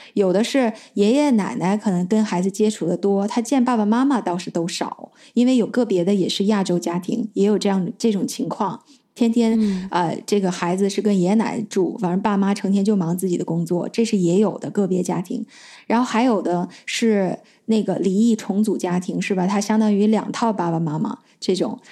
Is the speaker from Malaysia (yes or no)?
no; China; moved away as an adult; 我小的时候是在中国长大的